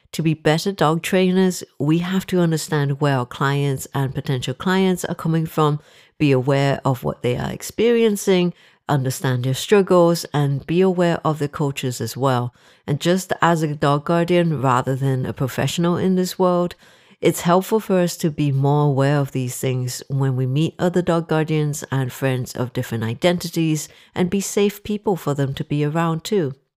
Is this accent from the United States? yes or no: no; Singapore; moved away as an adult; now in Liverpool, United Kingdom; I am originally from Singapore. I'm Singaporean Chinese